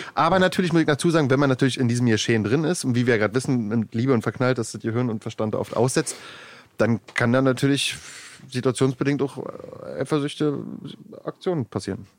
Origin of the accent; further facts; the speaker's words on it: Germany; Ich wohne außerhalb Berlins in einem kleinen Dorf, mein Heimatdorf, da wo ich auch äh, äh, aufgewachsen bin